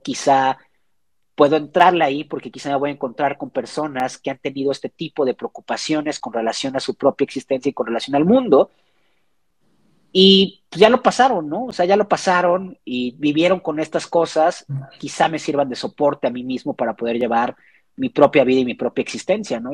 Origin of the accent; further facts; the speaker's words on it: Xalapa, Veracruz, Mexico; moved away as an adult; now in Mexico City, Mexico; soy de Jalapa, Veracruz. Llevo ya aproximadamente unos ocho años, si no me equivoco, viviendo en Ciudad de México.